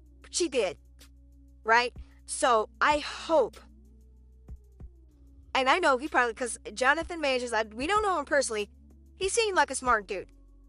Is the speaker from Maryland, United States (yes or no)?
no; New York, United States; Growing up in the late 70s and early 80s in Harlem, it was violent-ridden, drug-infested, and I live smack dab in the middle of it.